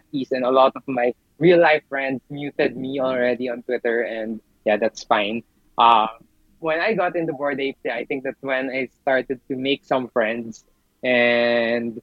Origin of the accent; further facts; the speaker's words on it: Philippines; I'm from the Philippines